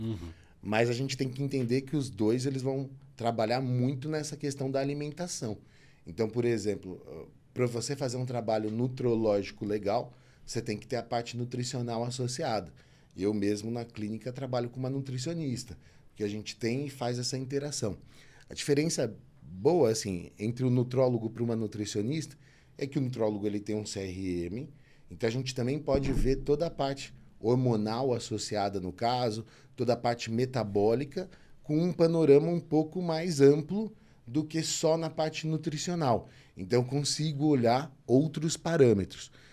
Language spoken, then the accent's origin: Portuguese; São Paulo, Brazil; moved away as an adult; also born or lived in Belo Horizonte / Ribeirão Preto; Eu nasci em São Paulo, né? E fui comecei fazendo faculdade em Belo Horizonte, transferi para Ribeirão. Então minha família é toda daqui